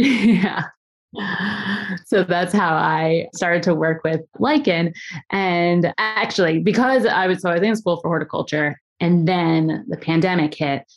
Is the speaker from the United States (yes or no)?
yes; Philadelphia, Pennsylvania, United States; I grew up in the, the suburbs of Philadelphia